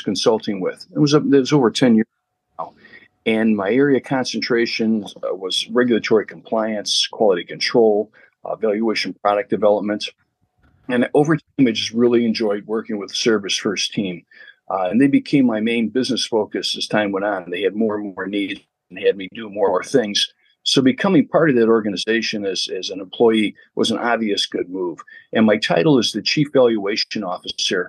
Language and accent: English; Chicago, Illinois, United States; I was born and raised in Chicago till I was about 12 years old